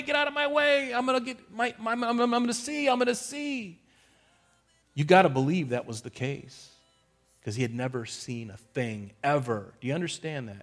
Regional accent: United States; we're American

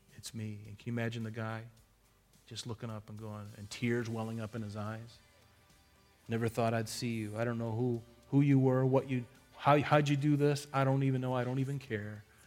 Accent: United States; we're American

